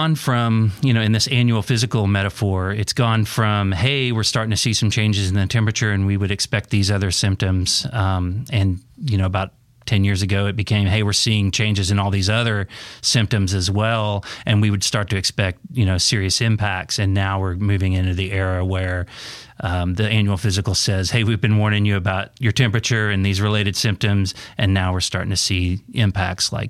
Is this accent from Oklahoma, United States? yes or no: yes; Oklahoma, United States; moved away; I grew up in Oklahoma.